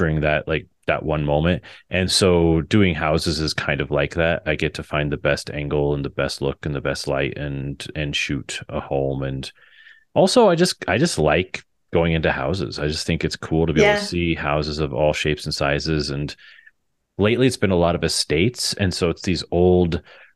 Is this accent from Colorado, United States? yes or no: yes; Fort Morgan, Colorado, United States; I do a lot of work in my hometown of Fort Morgan